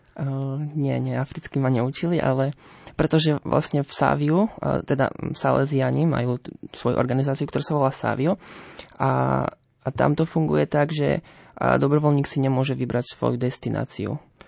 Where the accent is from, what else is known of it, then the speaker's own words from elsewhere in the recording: Nemešany, Prešov Region, Slovakia; ja pochádzam z Nemešian, to je dedina pri Levoči